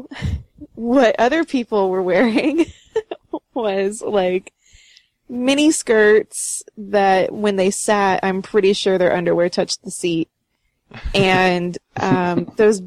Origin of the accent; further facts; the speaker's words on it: College Station, Texas, United States; moved away; also born or lived in San Diego, California; we came from College Station, Texas, which, especially when you're not in college yet, is a pretty, like, fairly conservative, sort of wholesome kind of place to grow up